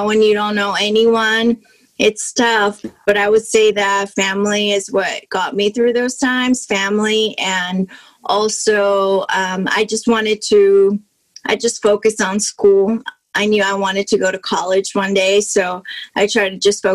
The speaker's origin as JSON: {"language": "English", "country": "Mexico", "tie": "born or raised there", "second_language": "English", "said": "I was born and raised in Mexico"}